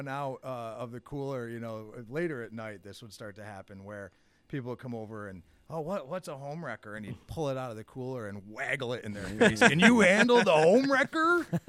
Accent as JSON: {"language": "English", "town": "Endicott", "region": "New York", "country": "United States", "tie": "born or raised there", "also_born_or_lived": "Adirondacks, New York", "moved": "as an adult", "said": "I grew up down in Binghamton."}